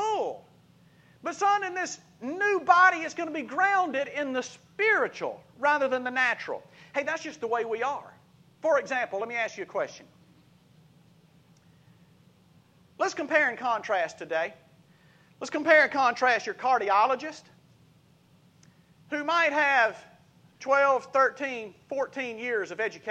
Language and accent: English; Laurel, Mississippi, United States; moved away; my hometown of Lausana, Mississippi